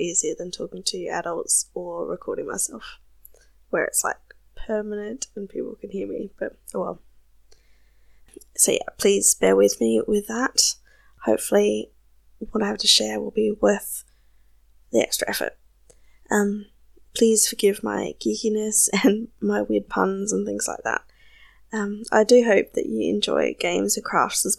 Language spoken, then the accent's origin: English; South Australia, Australia; accent: South Australian; Obviously, I'm Australian. My accent can be a little bit confusing sometimes because I'm from South Australia and our accent is slightly different.